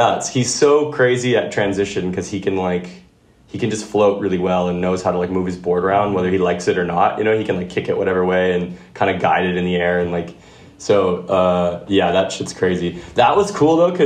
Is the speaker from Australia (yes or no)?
no; Winnipeg, Manitoba, Canada; I grew up in Winnipeg